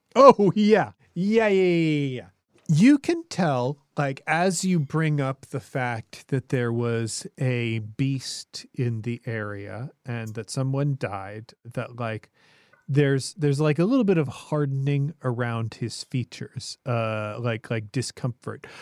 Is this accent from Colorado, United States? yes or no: yes; Colorado, United States; my home state of Colorado